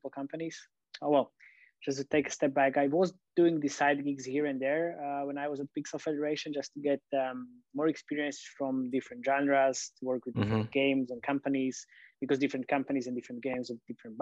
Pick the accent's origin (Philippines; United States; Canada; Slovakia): Slovakia; I'm from Slovakia